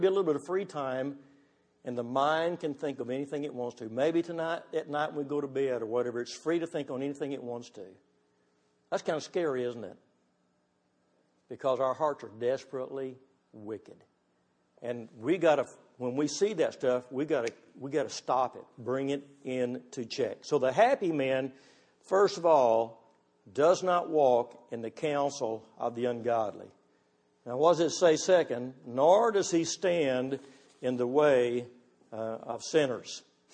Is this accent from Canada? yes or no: no; Texas, United States; I'm from Texas